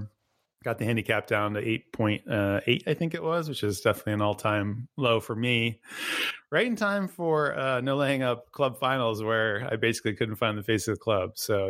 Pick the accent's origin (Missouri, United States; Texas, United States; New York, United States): New York, United States; near Buffalo or Rochester, Western; moved away as an adult; now in San Francisco, United States; I'm originally from Western New York, so I am familiar with off-season golf, having grown up near Buffalo or Rochester, if anybody's familiar with that area.